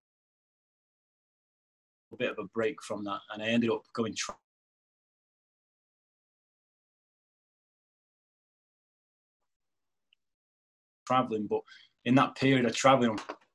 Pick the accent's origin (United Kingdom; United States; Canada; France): United Kingdom; I grew up like a lot of young men in Women's Shore, because I come from Women's Shore.